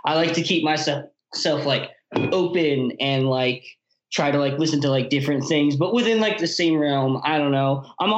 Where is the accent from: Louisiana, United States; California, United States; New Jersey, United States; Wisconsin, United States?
New Jersey, United States; Metuchen; I'm from Metuchen, which is like a little like suburban like white town and like 20 minutes away from like New Brunswick.